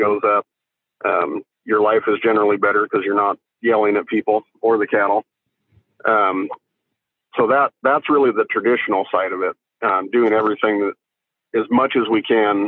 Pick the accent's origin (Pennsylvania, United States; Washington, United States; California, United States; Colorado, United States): Washington, United States; Ellensburg; from Ellensburg